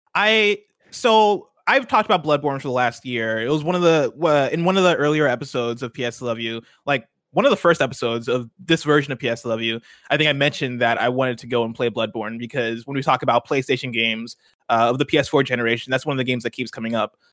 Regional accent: Nigeria; I'm Nigerian

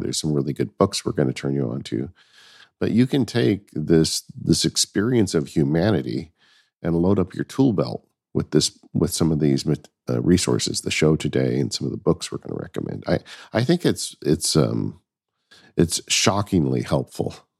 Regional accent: Southern California, United States; I grew up in Southern California.

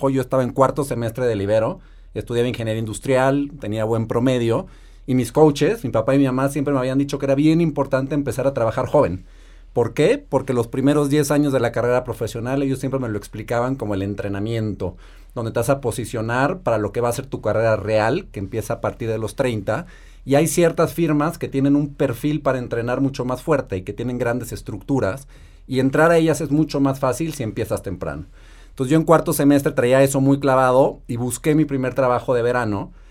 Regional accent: Mexico; Eh, soy mexicano, nací y crecí en México. Tuve la suerte de tener una infancia feliz, con mucho amor, mucho cariño, acceso a una gran educación

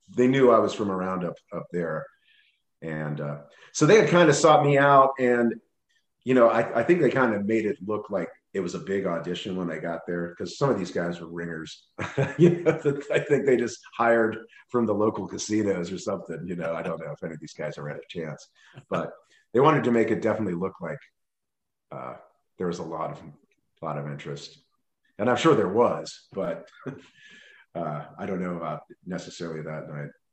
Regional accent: Cincinnati, Ohio, United States; also born or lived in Pierce Township, Ohio; I grew up in Cincinnati

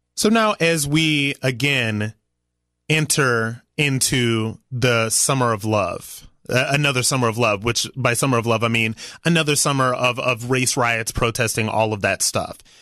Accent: Ohio, United States; I am from Ohio. I'm proud to be from Ohio. Ohio gave me my values.

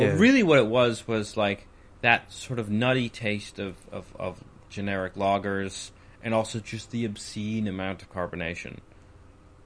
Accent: Alberta, Canada; now in United Kingdom; I grew up in Alberta

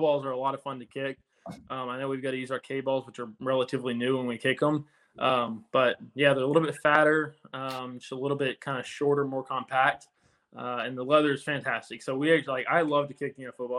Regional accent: Houston, Texas, United States; moved away as an adult; now in New Jersey, United States; I grew up in Houston and went to uh, college at Texas A&M. So I haven't really left that 100 mile radius in my life.

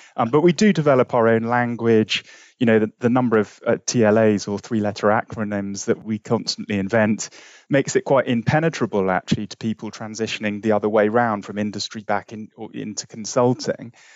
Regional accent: London, United Kingdom; I was brought up in West London

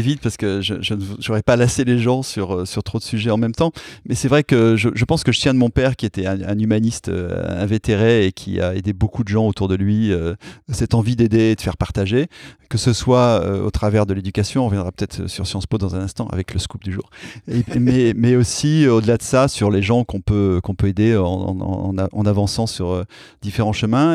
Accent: Clermont-Ferrand, Auvergne-Rhône-Alpes, France; moved away as an adult; also born or lived in Paris; Ma ville natale devrait changer de nom

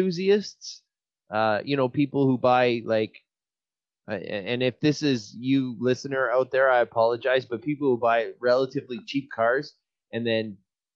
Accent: Canada; we are Canadian

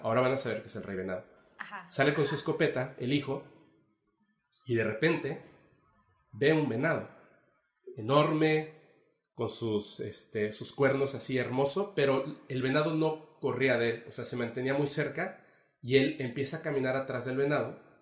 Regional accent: Mexico City, Mexico; now in Mérida, Mexico; yo soy de la Ciudad de México, pero vivo aquí en Mérida

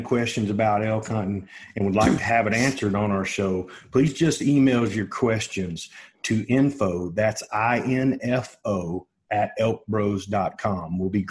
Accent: Texas, United States; I want to talk about my home state of Texas.

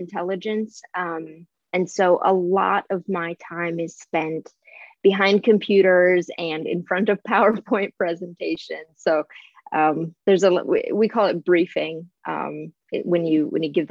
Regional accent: Midwest, United States; moved away as an adult; now in Southern California, United States; I was from the Midwest, very small town upbringing

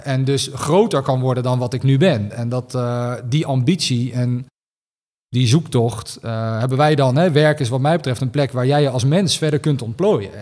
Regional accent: Rotterdam, South Holland, Netherlands; ik kom uit Rotterdam

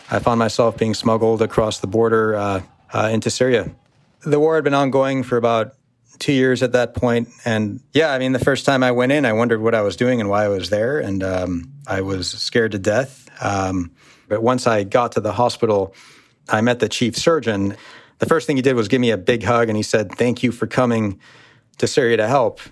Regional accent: United States; born or raised there

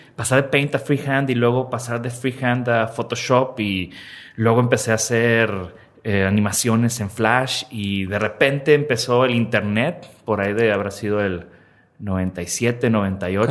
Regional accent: Tampico, Tamaulipas, Mexico; now in Monterrey, Mexico; hubo la primera computadora en mi casa, allá en Tampico, yo soy de Tampico

